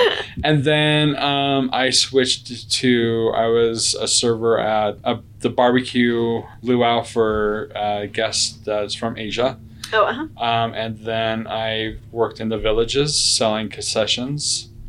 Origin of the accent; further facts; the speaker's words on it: Syracuse, Utah, United States; I grew up in Utah, Syracuse, Utah, and in kind of a farming community.